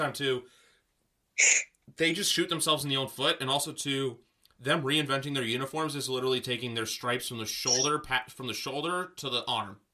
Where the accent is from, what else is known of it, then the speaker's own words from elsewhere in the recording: Canada; I'm from Canada